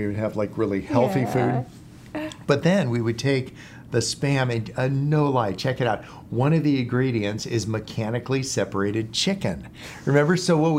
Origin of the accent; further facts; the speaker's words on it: California, United States; now in San Diego, United States; I grew up in the San Francisco Bay Area and then moved down to San Diego for college. And I've been here ever since.